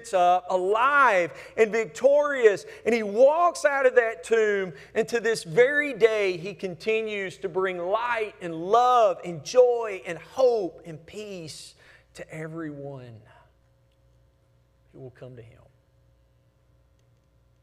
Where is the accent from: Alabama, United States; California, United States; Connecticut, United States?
Alabama, United States; Hamilton; when I was little growing up in Hamilton, Alabama.